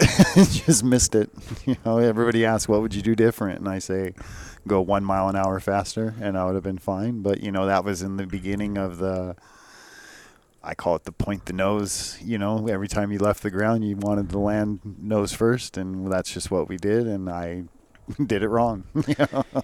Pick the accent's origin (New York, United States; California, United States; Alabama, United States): California, United States; Escondido; I'm from Escondido